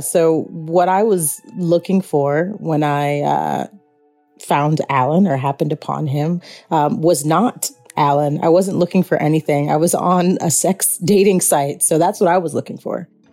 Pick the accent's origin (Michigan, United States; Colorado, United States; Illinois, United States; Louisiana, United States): Illinois, United States; Chicago; I'm from Chicago